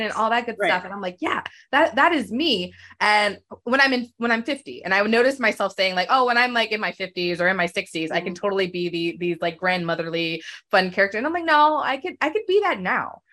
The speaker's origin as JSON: {"language": "English", "region": "Virginia", "country": "United States", "tie": "born or raised there", "moved": "as an adult", "lives_now": "Los Angeles, United States", "said": "I grew up in Virginia and now I live in Los Angeles."}